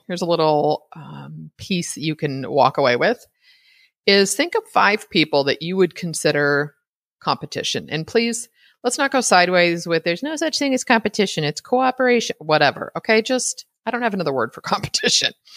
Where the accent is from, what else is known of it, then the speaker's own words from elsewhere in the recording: California, United States; I'm from California